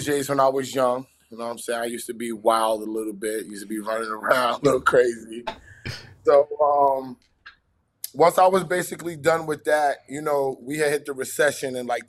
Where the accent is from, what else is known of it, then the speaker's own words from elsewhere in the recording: New York City, New York, United States; also born or lived in Bronx, New York; I was born in the Bronx, raised in Southside Jamaica, Queens